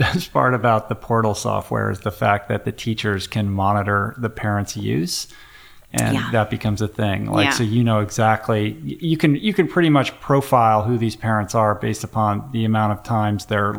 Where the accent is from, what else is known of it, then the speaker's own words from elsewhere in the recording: Washington, District of Columbia, United States; I grew up in Washington, D.C., and I can remember vividly, you know, every car is a Volvo with a bumper sticker on the back of what school the kid goes